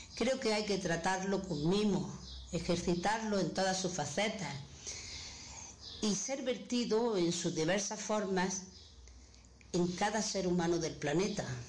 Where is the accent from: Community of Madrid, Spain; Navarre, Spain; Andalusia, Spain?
Andalusia, Spain; Granada; soy de Granada